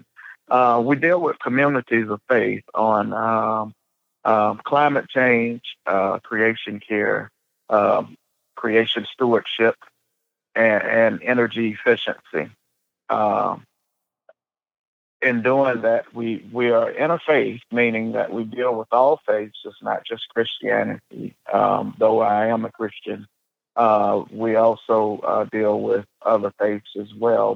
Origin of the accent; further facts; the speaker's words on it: Atlanta, Georgia, United States; accent: Southern; moved away as an adult; now in Birmingham, United States; I am actually from Atlanta, Georgia